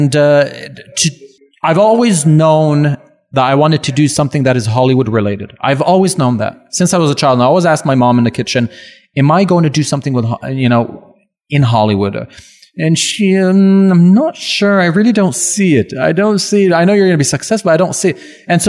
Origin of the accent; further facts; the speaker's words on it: Laval, Quebec, Canada; first language French; English is a second language; also born or lived in Montreal / Burbank, United States; now in Toronto, Canada; I'm from Laval. Okay. My first language is French.